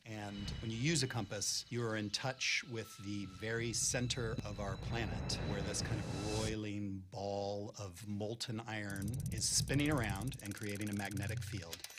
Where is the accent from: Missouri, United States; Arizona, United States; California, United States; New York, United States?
Missouri, United States; growing up in Missouri